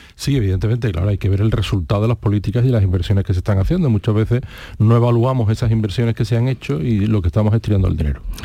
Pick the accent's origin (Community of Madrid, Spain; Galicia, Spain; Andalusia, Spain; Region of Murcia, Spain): Andalusia, Spain; Seville; also born or lived in Tomares; he vivido en la ciudad, nací por supuesto, no me fui de Sevilla hasta que me casé